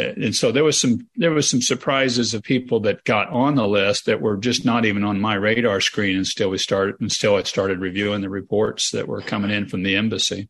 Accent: Kansas, United States; I'm from Kansas.

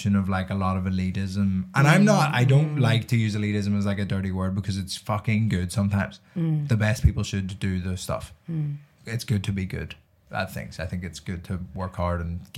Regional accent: Ireland; moved away as an adult; now in London, United Kingdom; I became so much more Irish.

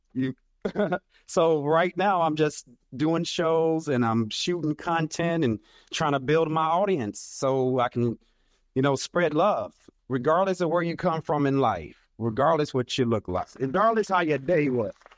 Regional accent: Arkansas, United States; I'm from Arkansas, little country boy, country Baptist preacher son from Arkansas

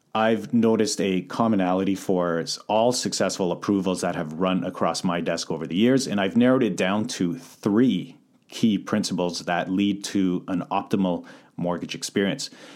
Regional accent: Calgary, Alberta, Canada; moved away as an adult; now in North Vancouver, Canada; born and raised in Calgary, so I moved over to Vancouver in twenty eleven

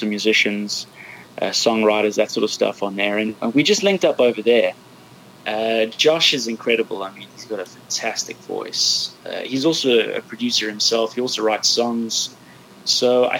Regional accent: Johannesburg, Gauteng, South Africa; now in London, United Kingdom; I grew up in Johannesburg, South Africa. I'm now living in London.

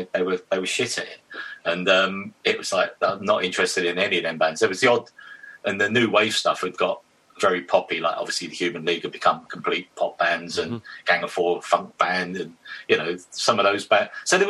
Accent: Witham, East of England, United Kingdom; now in London, United Kingdom; but obviously I came from Witham to London. So I didn't have like a circle of mates when I first got here that were not coming down from Witham.

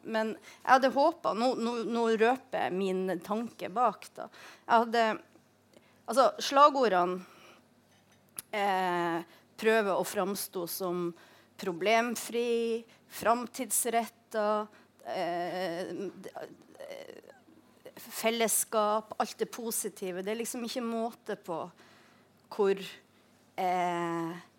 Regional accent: Tromsø, Troms, Norway; moved away; Jeg vokste opp i Tromsø.

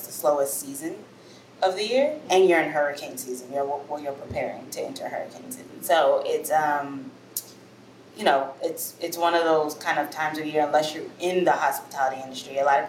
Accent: Chicago, Illinois, United States; also born or lived in Memphis, Tennessee; now in New Orleans, United States; I'm from all over originally, but I grew up in Chicago and in Memphis, Tennessee, mostly, but I grew up all over the U.S.

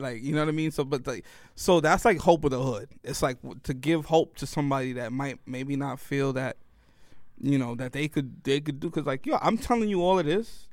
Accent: New York City, New York, United States; also born or lived in Worcester, Massachusetts; being from New York

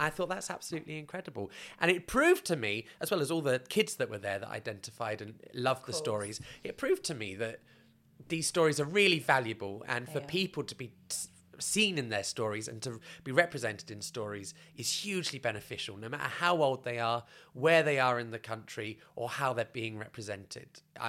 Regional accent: United Kingdom; first of all, to work in Canada as a British person is quite easy.

